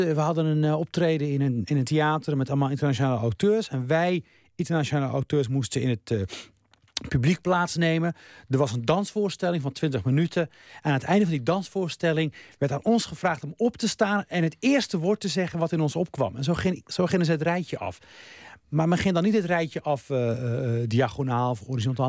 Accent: Rotterdam, South Holland, Netherlands; also born or lived in Morocco; ik groeide op in Rotterdam

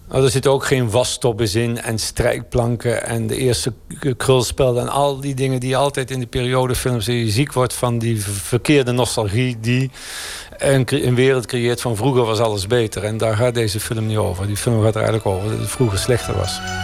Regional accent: a hamlet near Oss, North Brabant, Netherlands; moved away; also born or lived in Nijmegen; Ik uit een gehucht bij Industriestad Os

